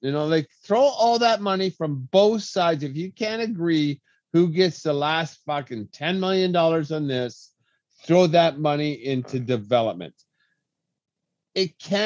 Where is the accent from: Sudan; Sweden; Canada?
Canada; Lethbridge, Alberta; my hometown